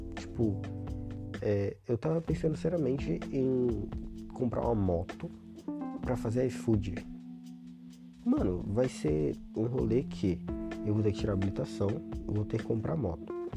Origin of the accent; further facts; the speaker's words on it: Brazil; eu seria um brasileiro em Portugal